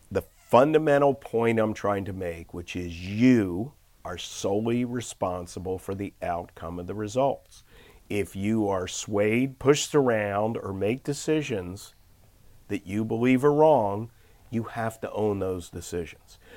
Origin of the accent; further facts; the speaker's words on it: Philadelphia, Pennsylvania, United States; I am an unlikely character from inner city Philly to actually do it. I, I grew up in West Oak Lane in a row house.